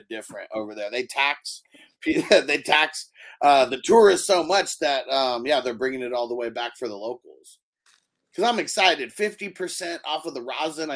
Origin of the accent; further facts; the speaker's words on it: California, United States; I'm from California